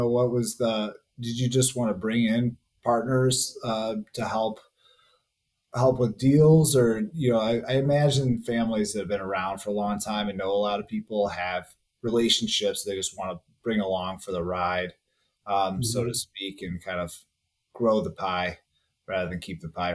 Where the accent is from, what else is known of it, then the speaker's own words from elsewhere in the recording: DeKalb, Illinois, United States; I'm from DeKalb, which is an 815 area code